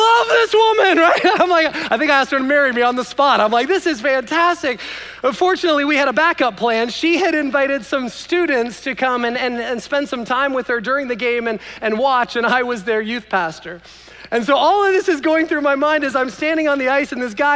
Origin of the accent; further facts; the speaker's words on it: Canada; I was born in Canada